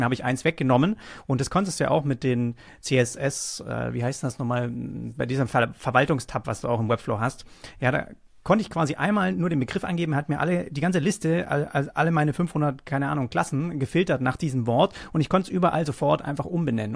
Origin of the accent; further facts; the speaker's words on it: Großbettlingen, Baden-Württemberg, Germany; ich komme auch aus Nürtingen, also Großbettlingen, das ist ja in der Nähe, da bin ich cool, aufgewachsen.